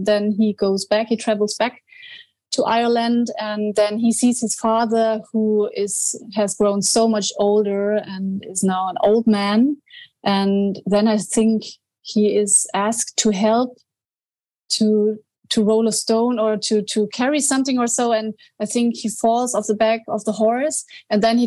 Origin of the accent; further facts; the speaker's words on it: Bavaria, Germany; English is a second language; moved away; I was born in Bavaria, and so I was always close to the mountains